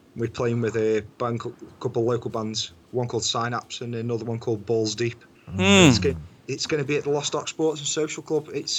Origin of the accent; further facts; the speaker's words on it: England, United Kingdom; I'm English